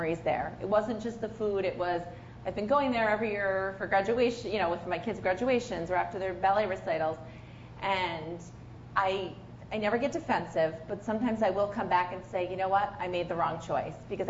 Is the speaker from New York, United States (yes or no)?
yes; Albany area, New York, United States; I actually got an offer from the Times Union, which is pretty much in my hometown